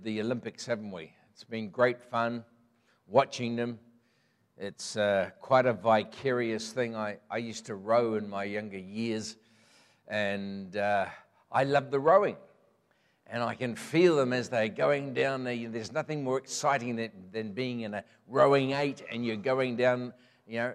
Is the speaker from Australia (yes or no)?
no; Mangatarato, Northland, New Zealand; also born or lived in Green Lane, Auckland; my roots are in Northland, have been. I was born in Mangatarato, just gets into Northland